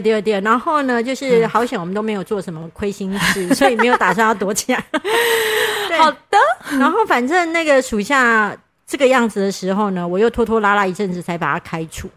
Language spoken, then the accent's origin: Chinese; Kaohsiung, Taiwan; 我是高雄人，南部人就会就是谦虚嘛